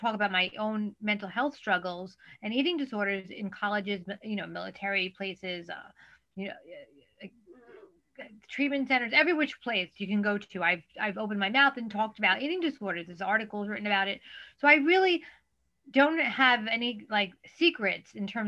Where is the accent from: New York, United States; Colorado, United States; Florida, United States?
New York, United States; New York City; I'm a born and bred native New Yorker.